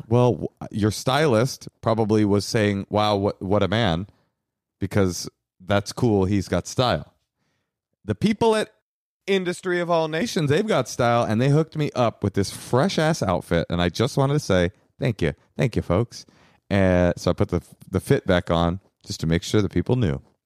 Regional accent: Bay Area, California, United States; I was raised in the Bay Area

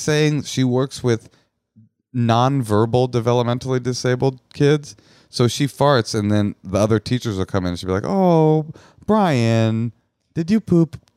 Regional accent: Oakland, California, United States; I'm from Oakland.

